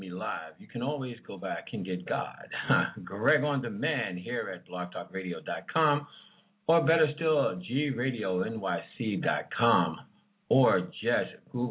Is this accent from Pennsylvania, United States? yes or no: no; Washington, District of Columbia, United States; now in New York, United States; I am originally from Washington, D.C., by way of New York. So D.C. is truly my hometown.